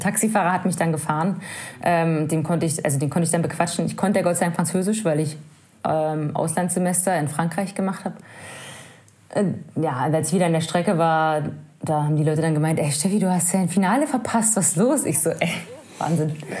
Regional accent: Brandenburg, Germany; ich komme aus Brandenburg, das ist einfach flach, unser höchster Berg ist 80 Meter hoch

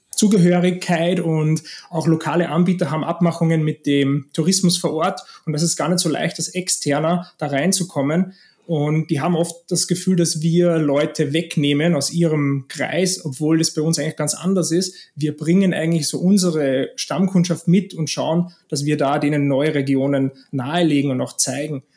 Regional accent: Austria; moved away as an adult; also born or lived in Costa Blanca, Spain; now in Spain; ich lebe seit zehn Jahren in Spanien, bin gebürtiger Österreicher

